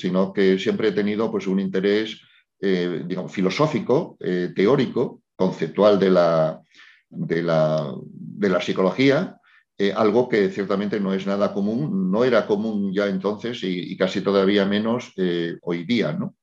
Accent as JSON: {"language": "Spanish", "country": "Spain", "said": "yo soy un, psicólogo español"}